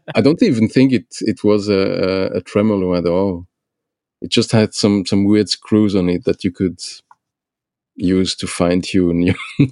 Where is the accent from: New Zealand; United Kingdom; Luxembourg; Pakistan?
Luxembourg; now in Belgium; I grew up in in Luxembourg